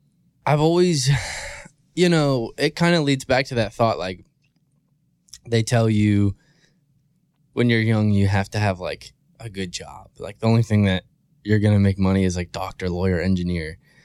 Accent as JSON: {"language": "English", "region": "Maryland", "country": "United States", "tie": "born or raised there", "said": "It's like really small state on the East Coast. I grew up in Cecil County. Which we call Cecil Tucky. A lot of people, you know, it's just like a small redneck town, really."}